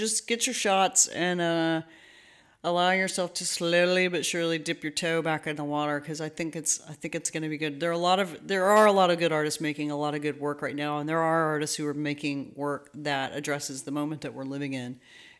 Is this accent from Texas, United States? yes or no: yes; Dallas, Texas, United States; now in Houston, United States; because we both came from the Dallas-Fort Worth area. He came from Fort Worth and I came from Dallas.